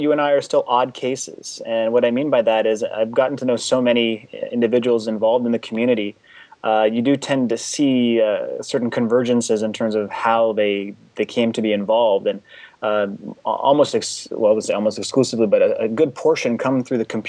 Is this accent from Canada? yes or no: yes; Canada; My parents, they immigrated from the former Czechoslovakia back in 1968, and I was born here in Canada